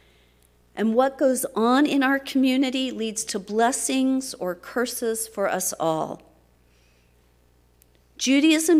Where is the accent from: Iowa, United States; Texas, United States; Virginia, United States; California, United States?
Texas, United States; my home state of Texas.